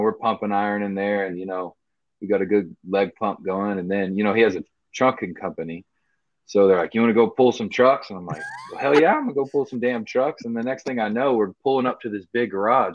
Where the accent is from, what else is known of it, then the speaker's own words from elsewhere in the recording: Dallas, Texas, United States; as a kid growing up in Dallas